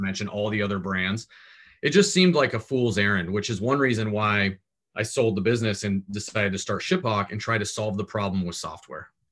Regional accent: Portland, Oregon, United States; also born or lived in Southern California; my family got tired of Southern California and picked up and moved to Portland, Oregon

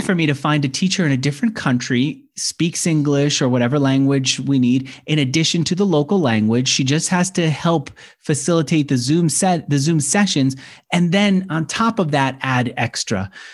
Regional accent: New York, United States; accent: New Yorker; I'm from New York.

